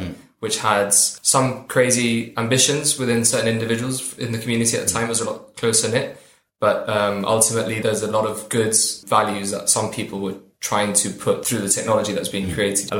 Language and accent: English; Gibraltar; also born or lived in Cardiff / London; I'm from Gibraltar and I've gone to school in Gibraltar all the way through Bayside